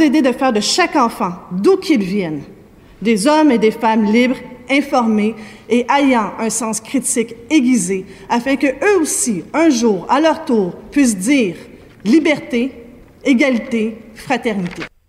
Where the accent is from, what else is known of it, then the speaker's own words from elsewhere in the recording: Quebec, Canada; ici, chez nous, au Québec